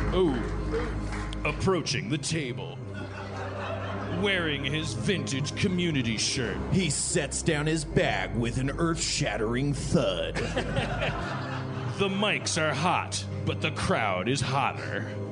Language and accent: English; Milwaukee, Wisconsin, United States; moved away; I'm from Milwaukee, Wisconsin